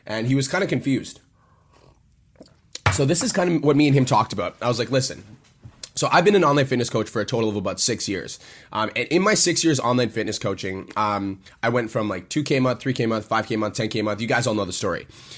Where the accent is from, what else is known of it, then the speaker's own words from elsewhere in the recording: Canada; moved away; So I came from Canada